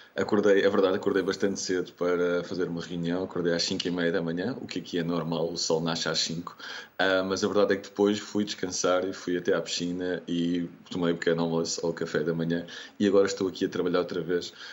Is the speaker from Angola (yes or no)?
no; Lisbon, Portugal; Eu sou de Lisboa